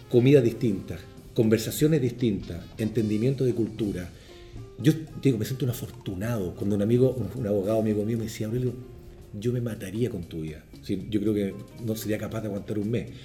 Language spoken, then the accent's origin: Spanish; Chile; moved away; a mí pasó cuando yo salí de Chile, Chile un país que venía de años, del año 80